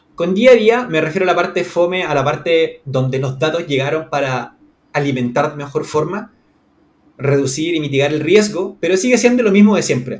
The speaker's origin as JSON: {"language": "Spanish", "town": "Santiago", "region": "Santiago Metropolitan Region", "country": "Chile", "said": "yo soy chileno. En este momento estoy en Santiago de Chile, en la capital. Vivo en el downtown, básicamente, de mi ciudad."}